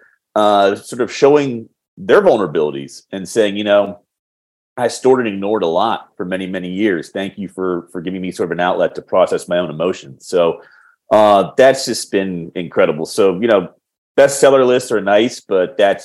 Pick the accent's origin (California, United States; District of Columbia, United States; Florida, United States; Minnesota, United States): District of Columbia, United States; Washington; I'm in Washington, D.C. at the moment, our nation's capital, my hometown